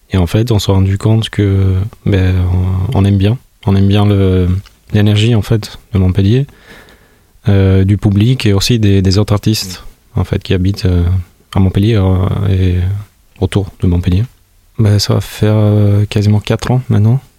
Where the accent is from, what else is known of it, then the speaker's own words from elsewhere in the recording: Tirana, Tirana County, Albania; now in France; je viens de l'Albanie. Je viens de, Tirana, qui est la capitale de l'Albanie. Alors je suis venu au, début à Toulouse.